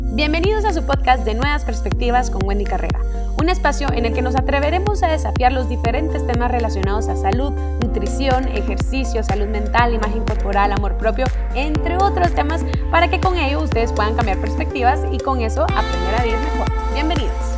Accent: Guatemala; yo soy de Guatemala

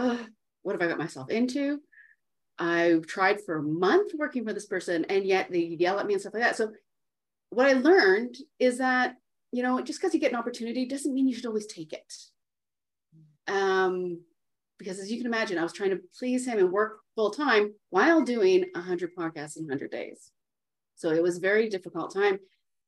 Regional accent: Canada; I'm Canadian

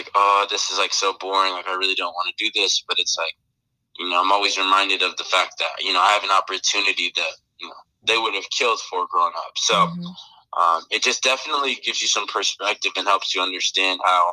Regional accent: Washington, United States; moved away as an adult; also born or lived in Arizona; I grew up in Washington.

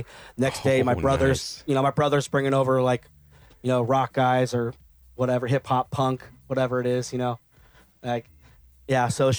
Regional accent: Rancho Cucamonga, California, United States; also born or lived in Bellflower, California / Pico Rivera, California / Covina, California; Well, I was born in Bellflower, California. So basically LA. And then and then spent a little time in like Pico Rivera and Covina, and then been in Ranch Cucamonga for like pretty much ever since I was a little kid.

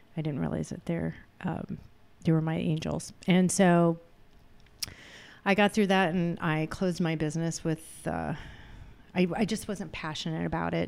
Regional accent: Clinton, Illinois, United States; moved away as an adult; also born or lived in New York City / Philadelphia, Pennsylvania; I grew up in Clinton, Illinois

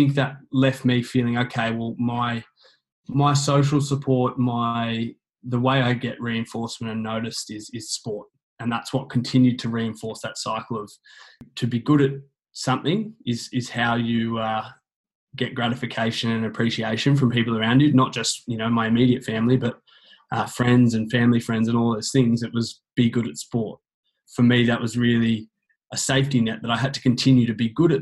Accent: Canberra, Australian Capital Territory, Australia; I grew up in Canberra, down in the beautiful God's country of Canberra.

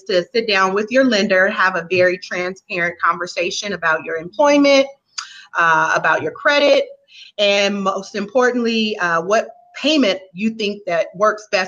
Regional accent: Inglewood, California, United States; I'm originally born and raised in Los Angeles, Southern California. Inglewood is my area

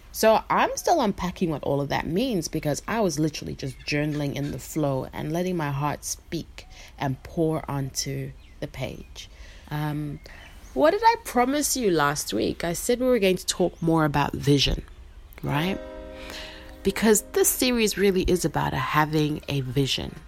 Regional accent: Harare, Zimbabwe; now in Melbourne, Australia; I am a Karanga woman born and raised in Harare, Zimbabwe, and now I'm living in so called Melbourne, Australia

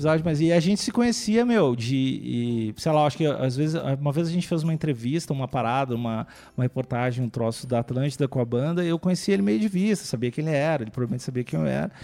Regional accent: Cachoeirinha, Rio Grande do Sul, Brazil; moved away as an adult; also born or lived in Porto Alegre; now in São Paulo, Brazil; eu nasci em Cachoeirinha, que é uma cidade da, do lado de Porto Alegre

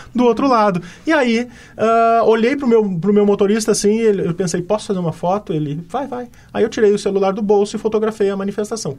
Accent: Brazil; como brasileiro

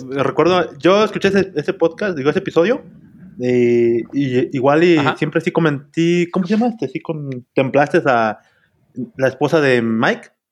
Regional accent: Izúcar de Matamoros, Puebla, Mexico; now in Puebla, Mexico; donde yo soy, de Izúcar de Matamoros.

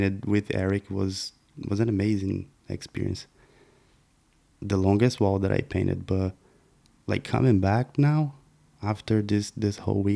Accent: Goiânia, Goiás, Brazil; English is a second language; moved away as an adult; now in United States; I was born and raised in Brazil. First of all, born and raised in Brazil, Goiânia. It's the name of my hometown

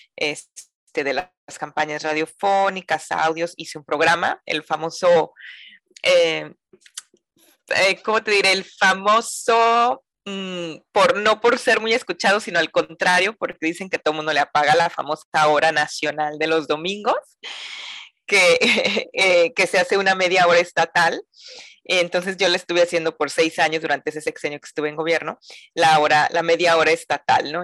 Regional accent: Mazatlán, Sinaloa, Mexico; soy mazatleca, eh, nací en Mazatlán, Sinaloa, la perla del Pacífico, acá en, el, pues, en el norte de México

